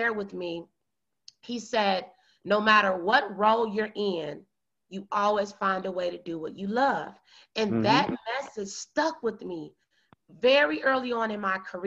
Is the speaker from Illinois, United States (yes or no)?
yes; small town south of Chicago, Illinois, United States; I'm from a small town in the United States of America, south of Chicago, Illinois. And I, you know, was born and raised there